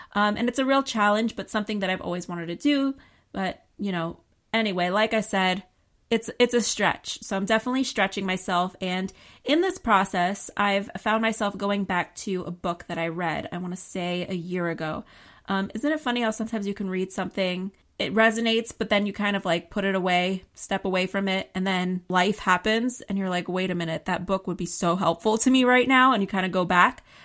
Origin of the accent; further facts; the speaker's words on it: New York, United States; I'm a New Yorker.